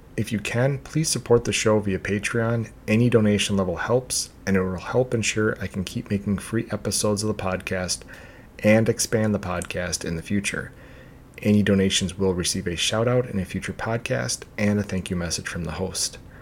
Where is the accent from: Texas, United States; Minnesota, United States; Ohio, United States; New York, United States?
Minnesota, United States; back to my home state of Minnesota